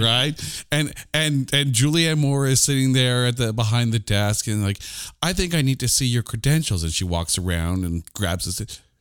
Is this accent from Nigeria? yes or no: no; Canada; I'm a Canadian